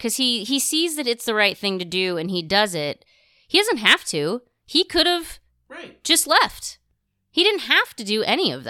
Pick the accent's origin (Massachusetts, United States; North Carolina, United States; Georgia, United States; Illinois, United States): Illinois, United States; Tuscola; my hometown of Tuscola